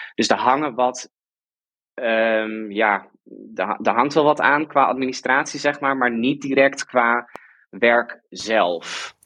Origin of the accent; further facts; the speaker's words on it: Friesland, Netherlands; moved away as an adult; also born or lived in Delft; ik kom uit Friesland